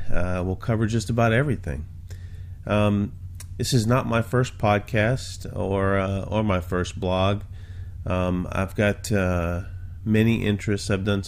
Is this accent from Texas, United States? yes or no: no; New Orleans, Louisiana, United States; I'm originally from Louisiana, although I haven't lived there in a long, long time, so my accent's completely gone. But I was from the New Orleans area.